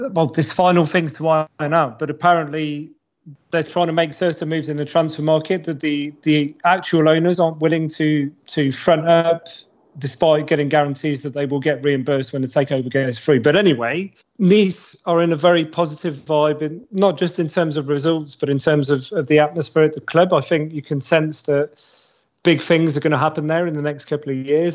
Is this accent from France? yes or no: yes; Paris, Île-de-France, France; I grew up in Paris. I support Marseille from Paris